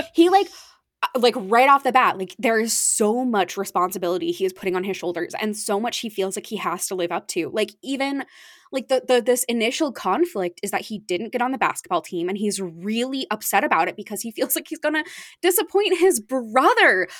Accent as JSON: {"language": "English", "region": "Arizona", "country": "United States", "tie": "born or raised there", "moved": "yes", "lives_now": "East Coast, United States", "said": "I grew up in Arizona"}